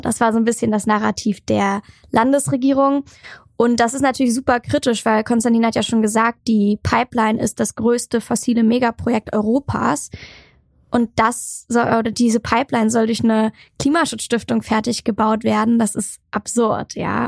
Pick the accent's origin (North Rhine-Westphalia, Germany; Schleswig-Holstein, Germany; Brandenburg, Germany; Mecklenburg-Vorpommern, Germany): Mecklenburg-Vorpommern, Germany; Schwerin; Also ich komme aus Schwerin, bin da gebürtig und, und auch aufgewachsen